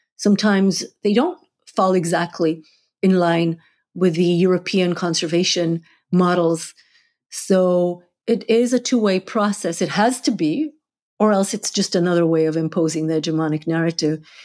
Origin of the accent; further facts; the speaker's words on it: Jerusalem, Jerusalem District, Israel; also born or lived in Hula Valley / Hulata; now in Buffalo, United States; I grew up half in Jerusalem and half in Hula Valley in, in a kibbutz up there, Hulata